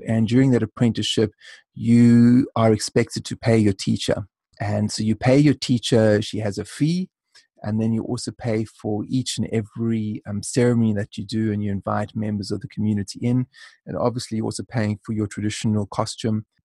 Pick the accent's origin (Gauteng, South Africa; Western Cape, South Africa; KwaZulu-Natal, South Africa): Western Cape, South Africa; Cape Town; also born or lived in Ireland; I'm brought up in South Africa